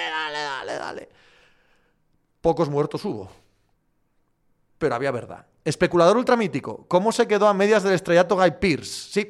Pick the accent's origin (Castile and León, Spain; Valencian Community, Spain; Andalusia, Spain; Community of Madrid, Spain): Andalusia, Spain; si voy al rally de mi pueblo aquí en Granada